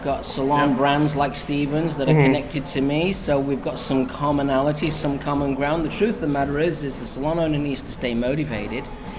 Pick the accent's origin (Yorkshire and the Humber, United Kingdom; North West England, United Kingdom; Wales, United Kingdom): North West England, United Kingdom; Manchester; moved away as an adult; also born or lived in London / New York; Growing up in Manchester, it's a music town.